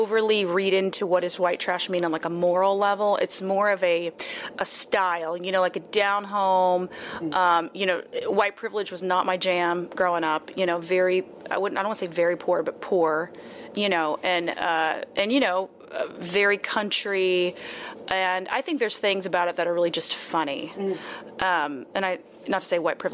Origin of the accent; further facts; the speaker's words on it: Texas, United States; moved away; also born or lived in West Coast; Originally from Texas